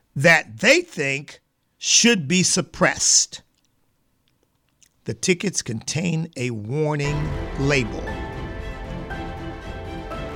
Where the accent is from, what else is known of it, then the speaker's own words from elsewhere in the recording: Pennsylvania, United States; I grew up in Pennsylvania